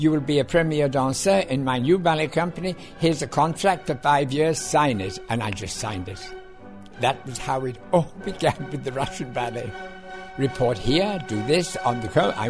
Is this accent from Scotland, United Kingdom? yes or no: no; Liverpool, North West England, United Kingdom; now in New York, United States; I was born in Liverpool, England